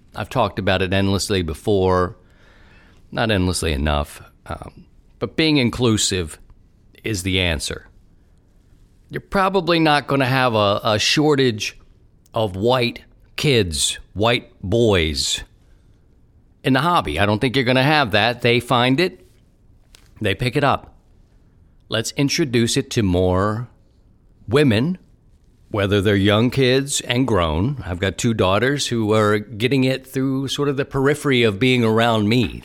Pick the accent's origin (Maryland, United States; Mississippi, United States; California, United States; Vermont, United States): Maryland, United States; Baltimore; accent: Baltimore; moved away; also born or lived in Philadelphia; I've been thinking about my hometown a lot recently, and, uh, I miss it